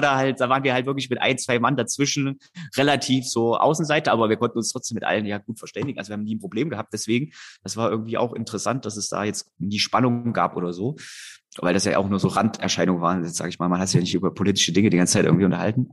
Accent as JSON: {"language": "German", "town": "Erfurt", "region": "Thuringia", "country": "Germany", "said": "ich komme aus Erfurt"}